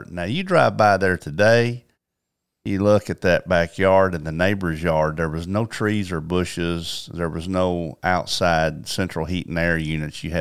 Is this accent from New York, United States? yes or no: no; Paragould, Arkansas, United States; born or raised there